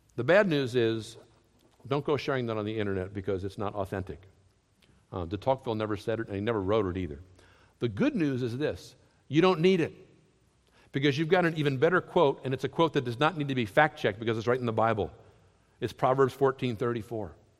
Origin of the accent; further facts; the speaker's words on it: Southern United States, United States; accent: Southern; Southerners. We speak a little different one